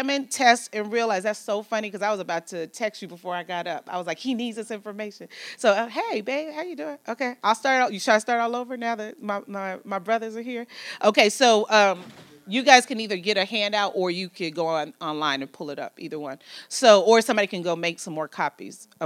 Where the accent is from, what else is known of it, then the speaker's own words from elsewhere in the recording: United States; I'm an American